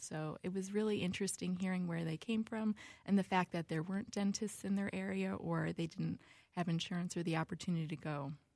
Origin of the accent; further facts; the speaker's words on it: Buffalo, New York, United States; moved away as an adult; now in Minnesota, United States; born in Buffalo, New York